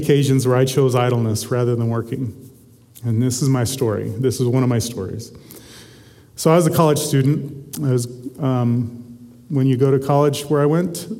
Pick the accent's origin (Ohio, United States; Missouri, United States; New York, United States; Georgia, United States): Missouri, United States; Southwest; I grew up in Southwest Missouri